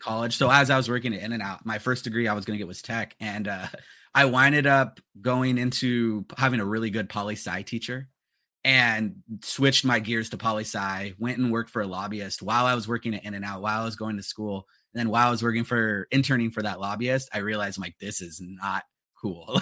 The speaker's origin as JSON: {"language": "English", "town": "Los Angeles", "region": "California", "country": "United States", "tie": "born or raised there", "said": "growing up in the San Fernando Valley of L"}